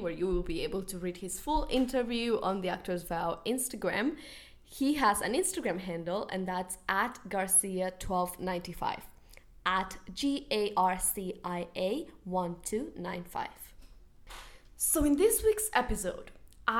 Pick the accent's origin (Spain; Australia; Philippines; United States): Spain; I am from Spain